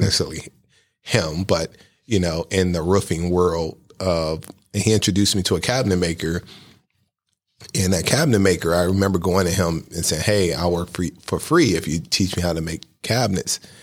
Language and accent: English; Cleveland, Ohio, United States; I was born and raised on East fifty-fifth Street, right across the street from East Tech